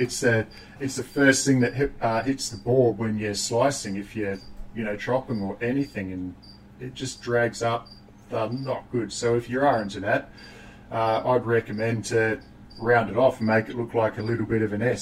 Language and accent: English; New Zealand; growing up in New Zealand, uh, child of the 80s